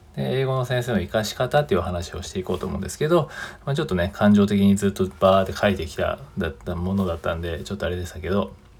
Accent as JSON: {"language": "Japanese", "country": "Japan", "first_language": "Japanese", "said": "日本人がね、日本語ネイティブ"}